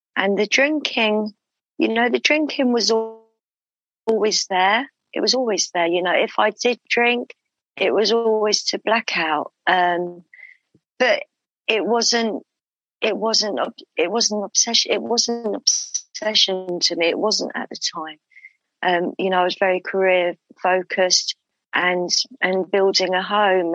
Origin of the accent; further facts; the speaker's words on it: London, United Kingdom; I was born in London. Um, and that's where I still live in London in the UK